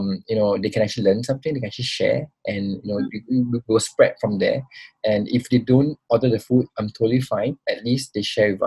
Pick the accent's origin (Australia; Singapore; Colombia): Singapore; also born or lived in Pulau Semakau, Singapore; I got a little bit of a taste of how life was until like I was 9 years old. And then I grew up in Singapore.